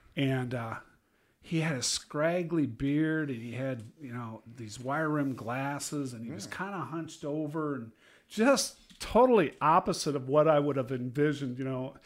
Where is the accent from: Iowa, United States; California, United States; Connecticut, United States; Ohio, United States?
Iowa, United States; I'm from Iowa